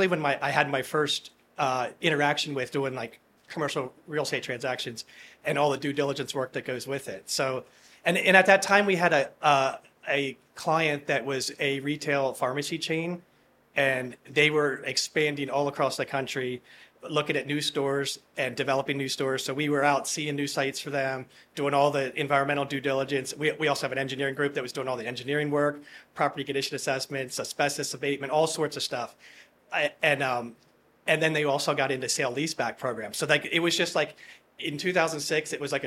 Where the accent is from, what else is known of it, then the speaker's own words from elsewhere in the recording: Harrisburg, Pennsylvania, United States; I'm from Harrisburg, Pennsylvania